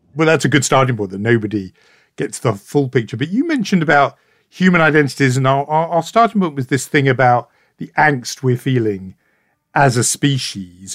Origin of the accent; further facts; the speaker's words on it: United Kingdom; as a Brit